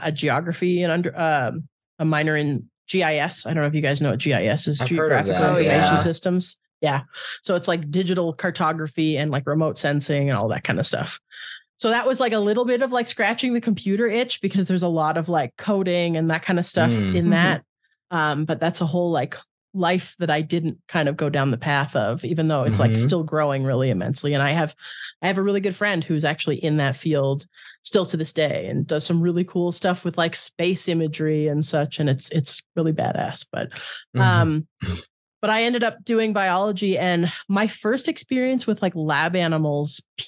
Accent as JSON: {"language": "English", "country": "Canada", "also_born_or_lived": "Ottawa", "moved": "yes", "said": "I'm originally from Canada"}